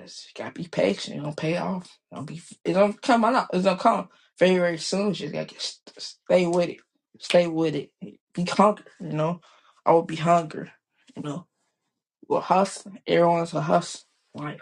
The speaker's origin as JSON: {"language": "English", "town": "Chicago", "region": "Illinois", "country": "United States", "tie": "born or raised there", "said": "I was born and raised in Chicago"}